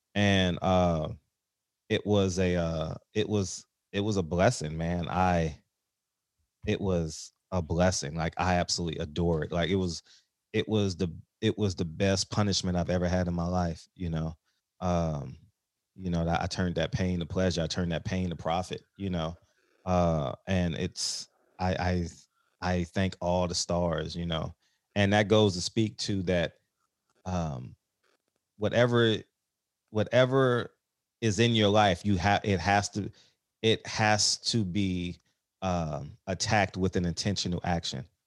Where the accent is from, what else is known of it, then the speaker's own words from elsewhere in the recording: Los Angeles, California, United States; also born or lived in New York / Tidewater, Virginia; I grew up, like, on the Blade, so Figueroa was, like, a half a block from my house